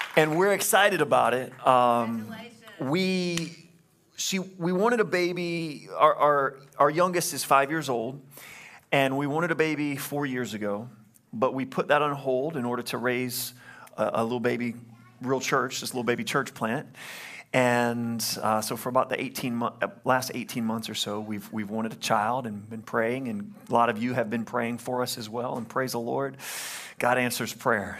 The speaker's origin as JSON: {"language": "English", "region": "Louisiana", "country": "United States", "said": "I'm from Louisiana"}